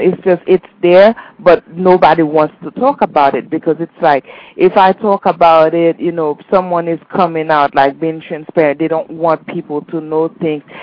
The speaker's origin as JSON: {"language": "English", "country": "Haiti", "moved": "yes", "said": "I'm from Haiti"}